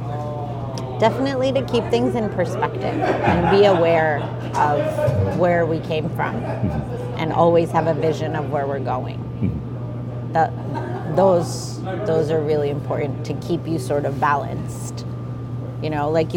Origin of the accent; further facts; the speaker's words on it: New Jersey, United States; also born or lived in India; I'm Indian, right? I was born there, but I was raised in New Jersey